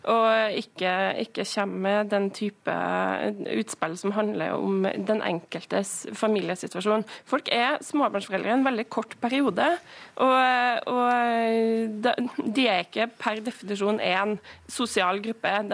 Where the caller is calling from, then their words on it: Namsos, Trøndelag, Norway; Nå er jeg direkte inne fra Nord-Trøndelag, og her er det veldig få som snakker om tidsklemme.